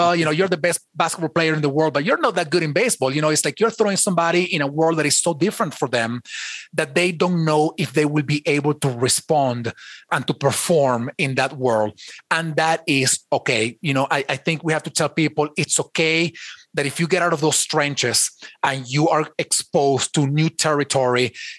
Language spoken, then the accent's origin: English; Venezuela; English is a second language; now in United States; I have an accent. I wasn't born in the United States. I was born in Venezuela, so I have an accent.